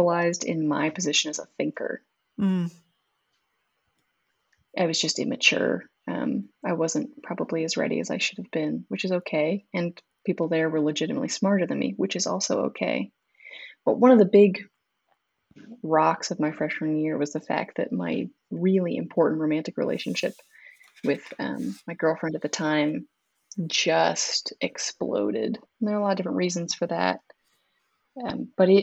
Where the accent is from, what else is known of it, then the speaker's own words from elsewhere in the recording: Southern California, United States; moved away as an adult; growing up in Southern California does not prepare you to be cold for the first time